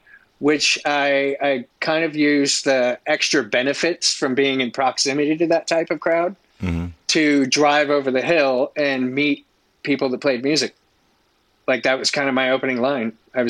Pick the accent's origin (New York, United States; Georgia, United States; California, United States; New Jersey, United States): California, United States; San Diego; born there; also born or lived in Virginia Beach / Annapolis / Groton, Connecticut / South Carolina; now in Orlando, United States; So I was born in San Diego, lived in Virginia Beach, lived in Annapolis. Lived in Groton, Connecticut, lived in South Carolina, Florida.